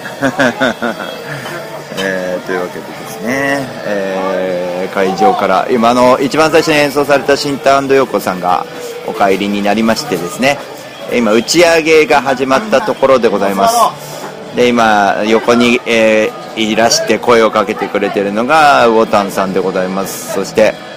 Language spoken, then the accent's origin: Japanese; Tokyo, Japan; 江戸っ子のつもりではいるんですけど